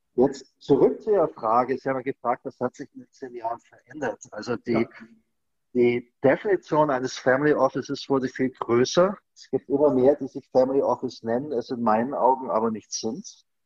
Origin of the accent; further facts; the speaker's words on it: Germany; als Deutscher